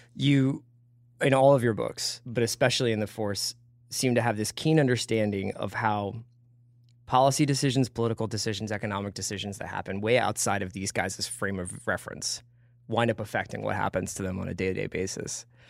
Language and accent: English; Philadelphia, Pennsylvania, United States; moved away as an adult; also born or lived in New York; Ten, ten years in New York, grew up in Philadelphia, and then I moved out here